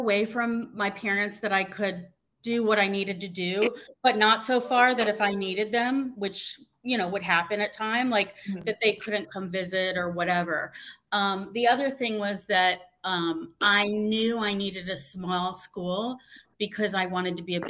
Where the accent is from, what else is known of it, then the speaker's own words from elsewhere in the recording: Columbus, Ohio, United States; So I am from Ohio. Baldwin Wallace is a small suburb in Cleveland, Ohio. I'm from Columbus.